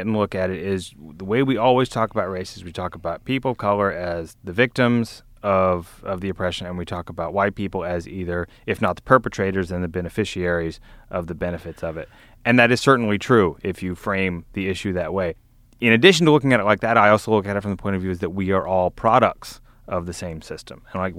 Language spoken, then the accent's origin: English; Vestavia Hills, Alabama, United States; growing up in a community like I grew up in Vestavia, where they fly the Confederate flag